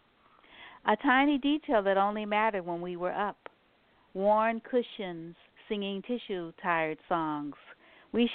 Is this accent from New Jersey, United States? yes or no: no; New Orleans, Louisiana, United States; moved away; I'm from New Orleans, and so and my whole family's from New Orleans